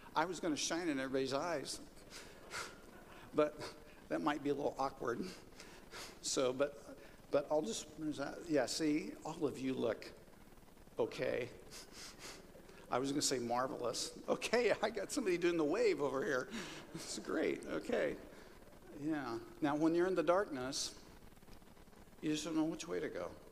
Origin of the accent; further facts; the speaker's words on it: Kansas, United States; moved away; the farm that I grew up on in Kansas